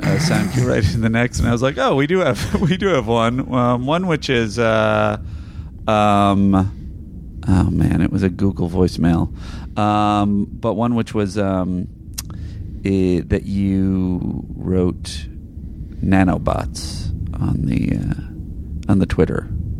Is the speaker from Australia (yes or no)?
no; Ottawa, Ontario, Canada; Here's the Scholastic grading system I grew up with here in Ottawa, Canada.